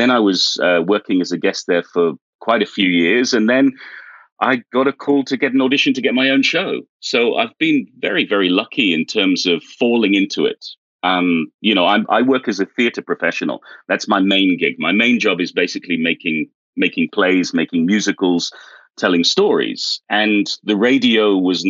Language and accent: English; United Kingdom; moved away as an adult; now in South Korea; I'm British